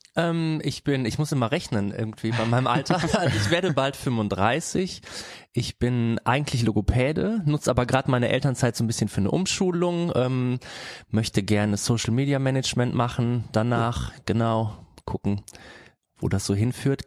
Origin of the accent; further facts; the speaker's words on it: Bergheim, North Rhine-Westphalia, Germany; now in Cologne, Germany; komme eigentlich aus Bergheim und wir wohnen jetzt zu viert